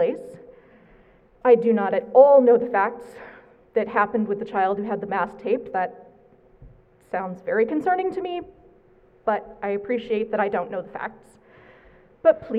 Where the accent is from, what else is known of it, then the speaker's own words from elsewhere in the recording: New England, United States; moved away; I'm from New England